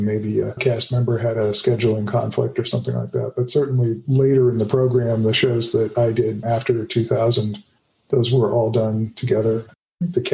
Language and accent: English; Los Angeles, California, United States; I grew up in Hollywood